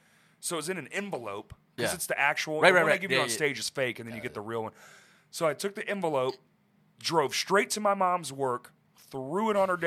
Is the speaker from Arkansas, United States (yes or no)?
yes; Little Rock, Arkansas, United States; we're from Little Rock, Arkansas